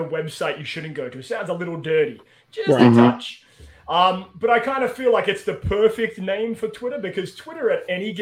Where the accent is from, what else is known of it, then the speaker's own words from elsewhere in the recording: Australia; moved away; I'm from Australia.